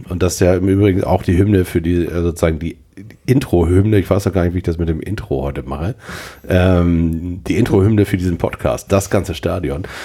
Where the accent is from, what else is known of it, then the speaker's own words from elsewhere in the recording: Hamburg, Germany; als Hamburger bin ich